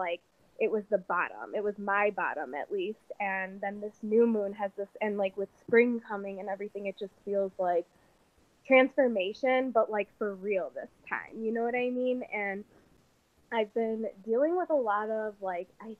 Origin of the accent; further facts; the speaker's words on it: Chicago, Illinois, United States; I'm from Chicago, Illinois, USA